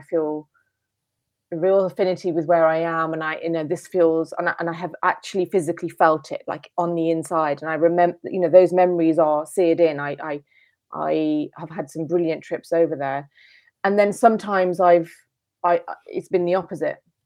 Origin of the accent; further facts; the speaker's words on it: United Kingdom; I'm British, and, and home is, is the U K